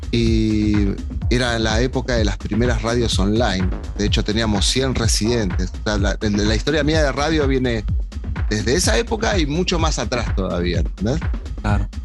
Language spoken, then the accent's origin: Spanish; Argentina; moved away as an adult; Yo en realidad me fui en el 2000 de Argentina y volví Y después me fui en el 2008, que fue el quiebre este que te digo yo